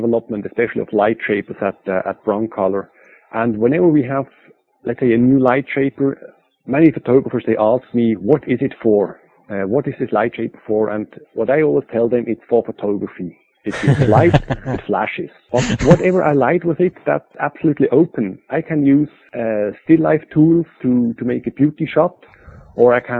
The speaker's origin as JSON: {"language": "English", "town": "Basel", "region": "Basel-Stadt", "country": "Switzerland", "tie": "born or raised there", "said": "This was a big fashion studio in Basel, in my hometown"}